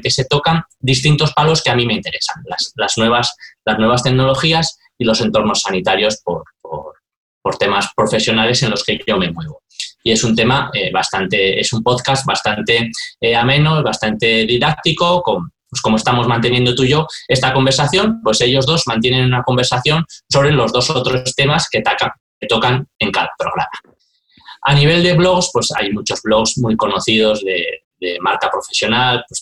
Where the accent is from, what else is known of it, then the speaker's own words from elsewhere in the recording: San Sebastián, Basque Country, Spain; Yo cuando me si he hecho algo en falta de las grandes ciudades, porque yo vengo de San Sebastián